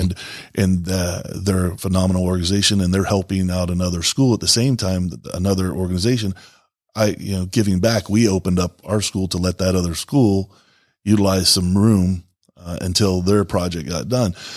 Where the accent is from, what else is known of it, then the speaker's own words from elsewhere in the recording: the South, United States; moved away; also born or lived in Florida / Grand Rapids, Michigan; I'm originally from the South